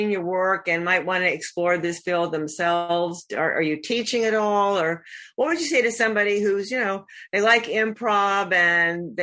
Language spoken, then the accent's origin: English; New Jersey, United States; now in Naples, United States; I'm from the New Jersey area as well